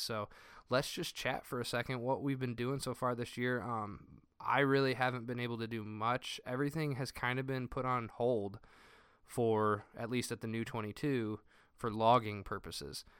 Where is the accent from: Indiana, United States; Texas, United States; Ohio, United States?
Indiana, United States; Northern; I'm from Northern Indiana